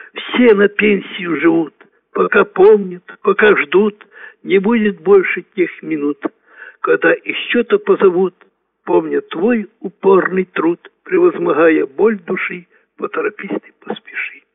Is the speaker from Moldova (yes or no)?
no; Ukraine; moved away as an adult; now in Naberezhnye Chelny, Russia; Я э, родом с Украины.